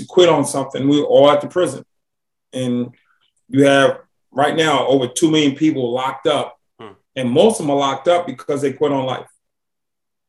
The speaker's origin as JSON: {"language": "English", "town": "Boston", "region": "Massachusetts", "country": "United States", "tie": "born or raised there", "moved": "yes", "lives_now": "Atlanta, United States", "said": "I grew up in Boston, Massachusetts"}